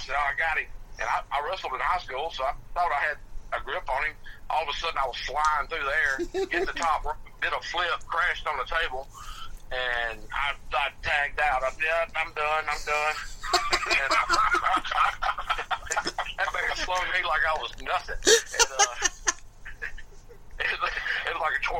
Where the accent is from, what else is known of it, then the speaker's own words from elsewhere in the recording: South Alabama, United States; from South Alabama. Born and raised in Alabama.